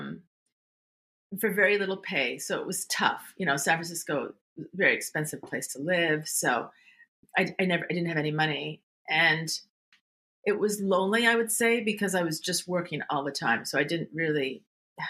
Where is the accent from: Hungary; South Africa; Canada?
Canada; Montreal, Quebec; moved away as an adult; also born or lived in California; I grew up in Montreal